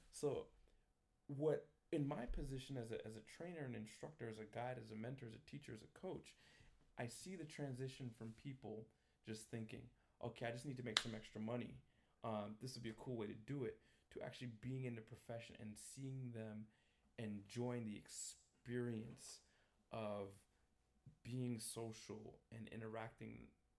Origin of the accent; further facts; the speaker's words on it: New York, United States; My family's from Jamaica. I was born and raised in New York.